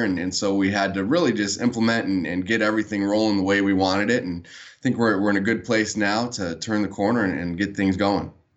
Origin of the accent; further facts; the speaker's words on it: San Diego, California, United States; I was born and raised in San Diego